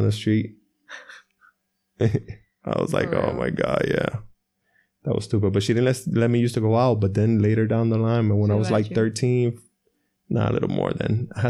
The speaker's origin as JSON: {"language": "English", "town": "Atlantic City", "region": "New Jersey", "country": "United States", "tie": "born or raised there", "moved": "yes"}